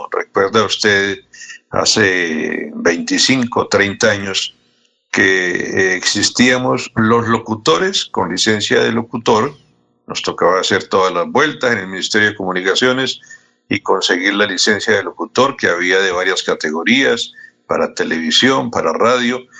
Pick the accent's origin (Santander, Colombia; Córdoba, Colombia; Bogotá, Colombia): Santander, Colombia; Contratación; moved away; la emisora pirata allá de mi pueblo. ¿Cómo era? Eh, ¿Contratación